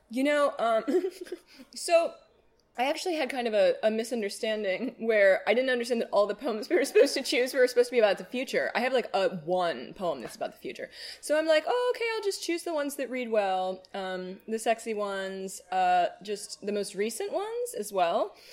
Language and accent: English; United States; I grew up in Hamilton County